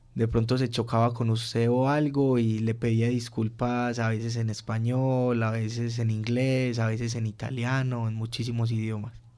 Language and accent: Spanish; Colombia; moved away as an adult; also born or lived in Turin, Italy; uno como colombiano que es, digamos, a veces como más charloncito